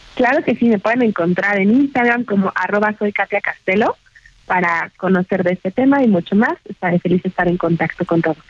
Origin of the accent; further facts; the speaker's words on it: Mexico; nosotros como mexicanos